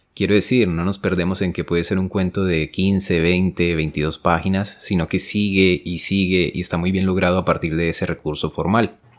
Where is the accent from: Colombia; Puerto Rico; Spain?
Colombia; yo soy colombiano